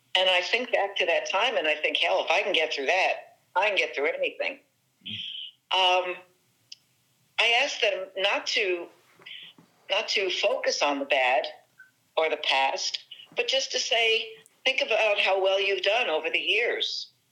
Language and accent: English; New Jersey, United States; I do rely heavily on on my excuse me my Italian uh, New Jersey background